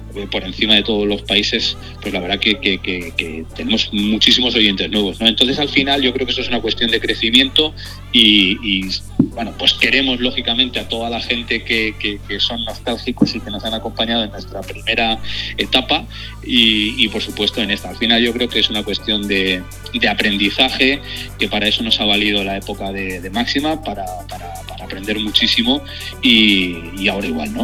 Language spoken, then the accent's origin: Spanish; Manzanares, Castilla-La Mancha, Spain; moved away as an adult; now in Madrid, Spain; la radio local de mi pueblo, Manzanares en Ciudad Real